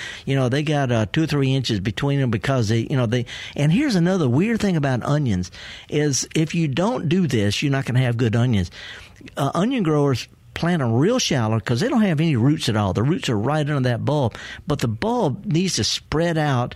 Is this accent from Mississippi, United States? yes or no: yes; the Delta, Mississippi, United States; I was raised up in the Delta by a horticulturist great grandmother